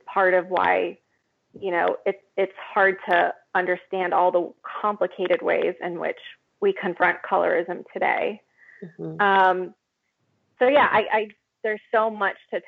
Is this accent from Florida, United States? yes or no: yes; Florida, United States; also born or lived in Mexico; Was born in Mexico, moved to Florida when I was a baby, and the community that I grew up